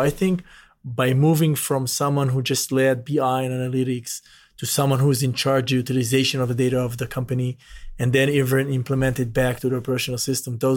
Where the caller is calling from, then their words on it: Brentwood, Tennessee, United States; Now I'm joining from Brentwood, Tennessee, right very close to Nashville, from our headquarters in uh, of Delek US.